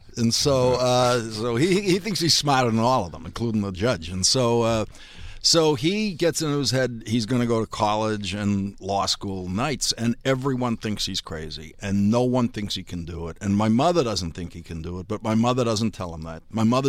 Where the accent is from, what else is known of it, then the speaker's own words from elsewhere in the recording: Dorchester, Massachusetts, United States; And so I was growing up in Dorchester, which is the largest